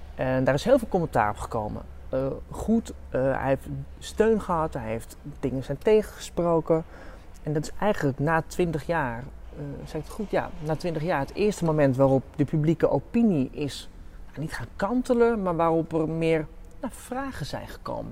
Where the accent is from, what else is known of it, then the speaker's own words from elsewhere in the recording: Amsterdam, North Holland, Netherlands; Ik kom uit Amsterdam